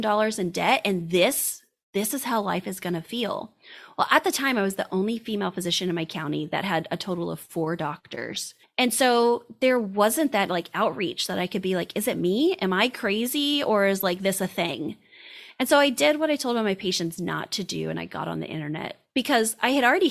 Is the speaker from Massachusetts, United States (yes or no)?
no; Indiana, United States; I'm from Indiana, went to a small college, went out to med school, came back to Indiana